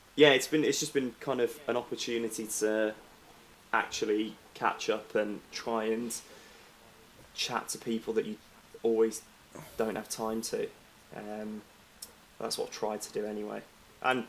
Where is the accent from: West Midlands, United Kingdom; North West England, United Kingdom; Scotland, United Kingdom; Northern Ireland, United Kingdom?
West Midlands, United Kingdom; Walsall; moved away as an adult; now in London, United Kingdom; I was born and raised in Walsall